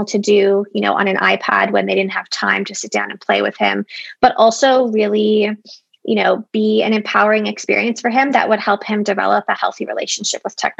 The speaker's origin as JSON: {"language": "English", "town": "Toronto", "region": "Ontario", "country": "Canada", "said": "I'm from Toronto, and I am in Toronto"}